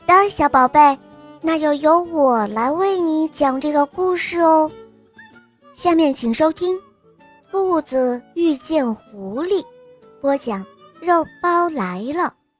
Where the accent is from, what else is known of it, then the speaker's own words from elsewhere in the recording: Hohhot, Inner Mongolia, China; 我来自内蒙古呼和浩特市，我今年七岁了